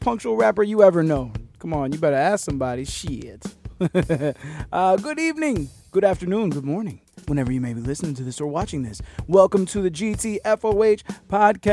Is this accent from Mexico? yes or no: no; Miami, Florida, United States; I'm from Miami